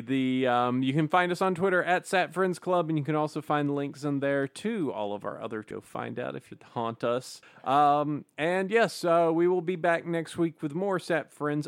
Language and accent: English; Alabama, United States; I was born in Alabama.